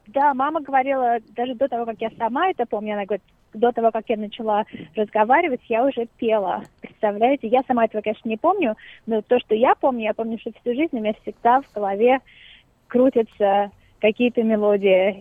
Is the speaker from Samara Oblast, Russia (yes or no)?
no; Moscow, Russia; moved away; Я выросла, да, в Москве, совсем недалеко от Новодевичьего монастыря